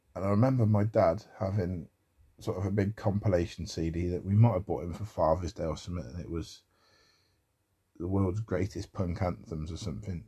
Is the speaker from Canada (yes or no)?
no; United Kingdom; accent: common as muck British; such a sort of common as muck British accent